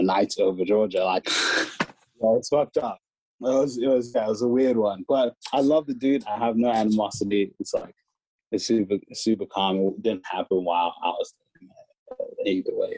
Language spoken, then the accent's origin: English; Hamilton, Waikato, New Zealand; moved away; we grew up in Hamilton, New Zealand together